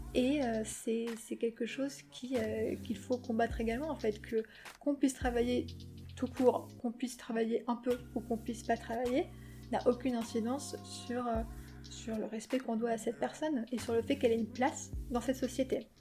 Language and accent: French; Paris, Île-de-France, France; et moi, je suis née à Paris avec ma sœur et j'ai vécu ici donc depuis que je suis née